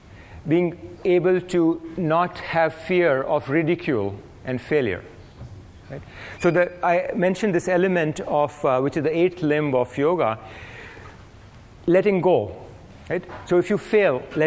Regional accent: India; now in United States; I grew up in India

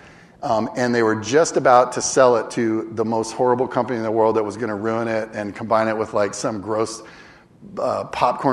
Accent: Northern California, United States; I grew up in Northern California

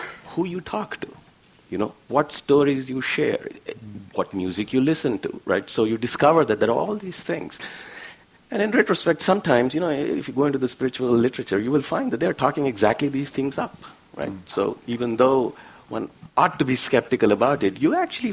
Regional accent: India; now in San Diego, United States; I grew up in India.

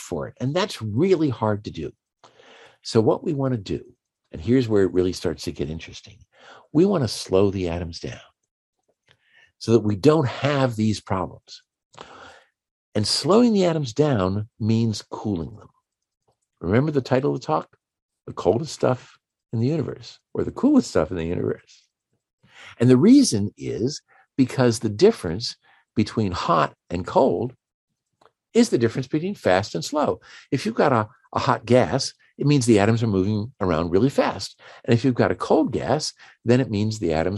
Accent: Washington, District of Columbia, United States; I'm from Washington, D.C., or just outside of Washington, D.C.

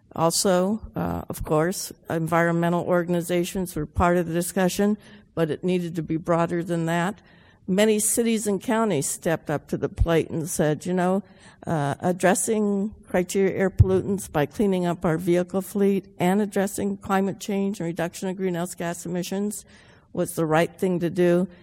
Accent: Los Angeles, California, United States; growing up in the San Fernando Valley in the 50s

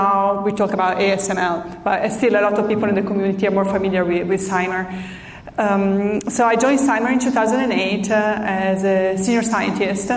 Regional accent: Italy; moved away as an adult; now in San Diego, United States; I'm from Italy originally.

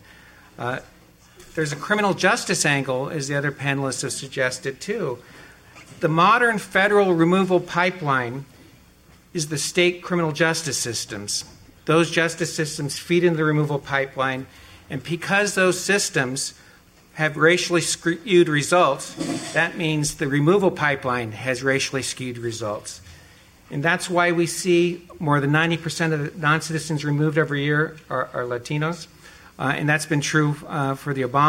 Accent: Los Angeles, California, United States; moved away; come back to Los Angeles because it's my hometown, and I learned growing up here

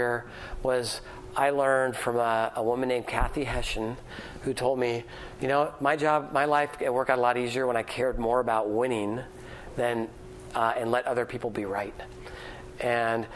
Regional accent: San Francisco, California, United States; I grew up in San Francisco. I'm a fourth generation San Franciscan. I went to high school in San Francisco

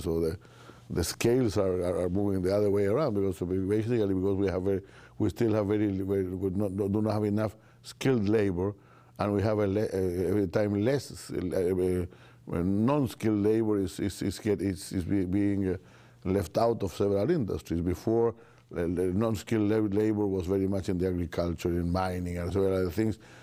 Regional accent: Chile; I'm from Chile

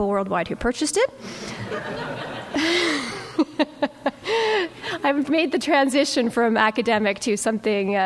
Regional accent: Toronto, Ontario, Canada; I come from Toronto.

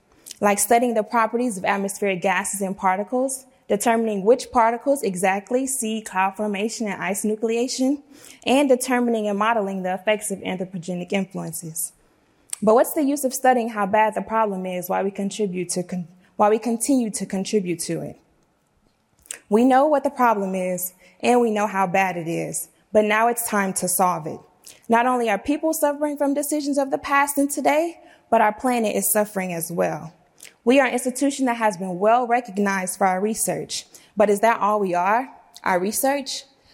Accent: Louisiana, United States; now in San Diego, United States; Growing up in Cancer Alley and figuring out my purpose in the world, I knew I wanted to make a difference. So I packed my bags and came to UCSD

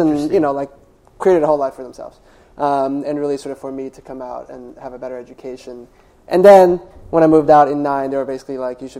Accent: China; I grew up in China. They grew up through the Cultural Revolution.

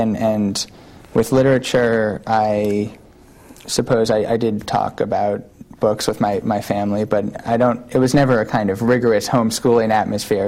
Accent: New York City, New York, United States; born or raised there; moved away as an adult; also born or lived in Brooklyn; now in San Francisco, United States

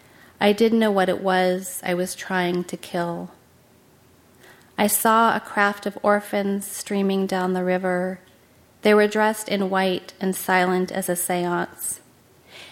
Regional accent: Aptos, California, United States; being from Aptos

